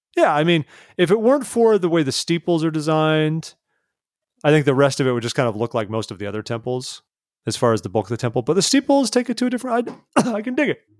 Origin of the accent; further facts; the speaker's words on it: California, United States; a Californian, born and raised